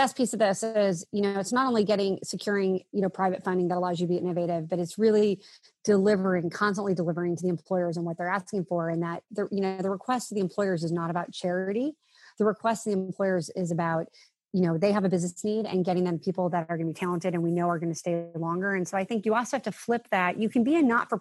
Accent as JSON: {"language": "English", "town": "Villa Park", "region": "Illinois", "country": "United States", "tie": "born or raised there", "said": "I was this kid from Villa Park"}